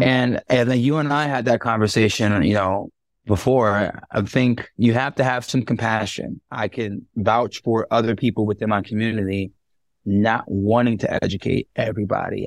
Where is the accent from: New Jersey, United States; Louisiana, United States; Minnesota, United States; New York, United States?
New York, United States; moved away as an adult; now in Orange County, United States; I'm not from California, right? I'm from New York.